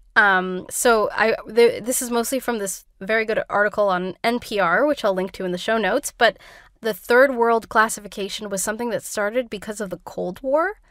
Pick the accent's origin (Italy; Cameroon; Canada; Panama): Canada; I grew up in Canada.